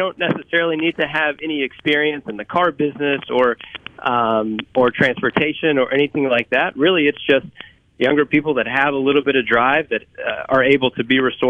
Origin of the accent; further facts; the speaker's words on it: Kentucky, United States; now in Mississippi, United States; Yeah, so I've lived in Mississippi, not originally from here. I moved to the state from Kentucky about 10 years ago.